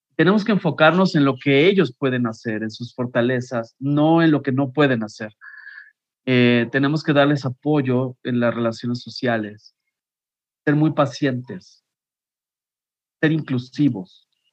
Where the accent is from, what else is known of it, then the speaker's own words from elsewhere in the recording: Mexico; como mexicanos